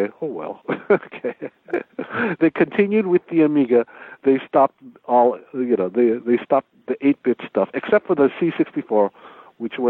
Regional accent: United States; I'm from America

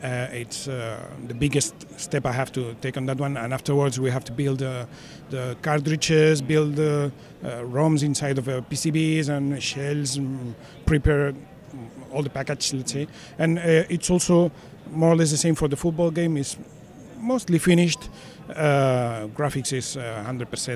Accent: Spain; I'm from Spain

